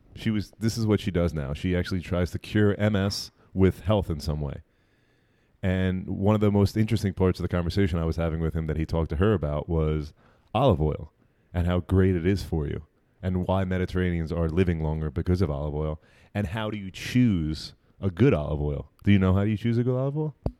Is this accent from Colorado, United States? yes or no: no; New Jersey, United States; also born or lived in Brooklyn, New York